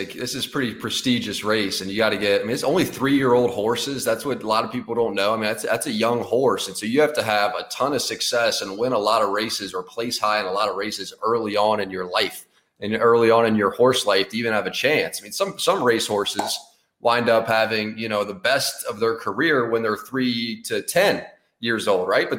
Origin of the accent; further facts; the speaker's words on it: Fort Thomas, Kentucky, United States; So I grew up in Fort Thomas, Kentucky, which is about, you know, it's about exactly 2 hours or so from the track from Louisville.